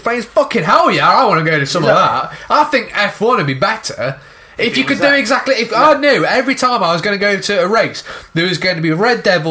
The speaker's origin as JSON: {"language": "English", "country": "United Kingdom", "said": "as the British, we're impatient"}